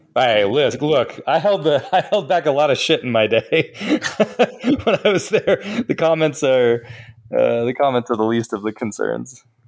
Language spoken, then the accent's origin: English; Denver, Colorado, United States; now in Canada; I'm back home from Canada, I'm back in Denver, and I'm with my family